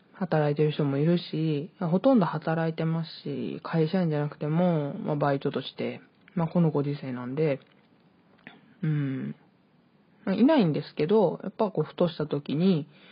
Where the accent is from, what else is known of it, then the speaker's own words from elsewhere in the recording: Hyogo, Japan; also born or lived in Hokkaido; 北海道生まれ、 兵庫県育ちの23歳の